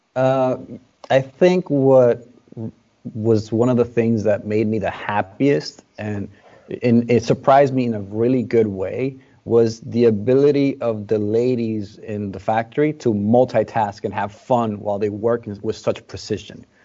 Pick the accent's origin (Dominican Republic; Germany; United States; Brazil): Dominican Republic; Born and raised in the Dominican Republic.